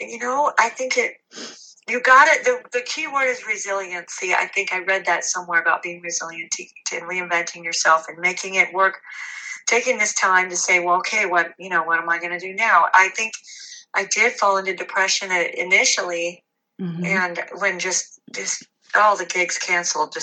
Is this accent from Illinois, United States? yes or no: no; Long Beach, California, United States; now in Seal Beach, United States; born and raised in Long Beach